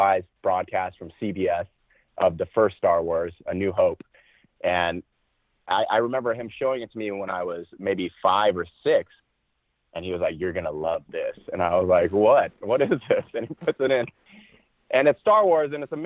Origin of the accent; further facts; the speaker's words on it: Cerritos, California, United States; also born or lived in Rockford, Illinois; I just grew up out in Southern California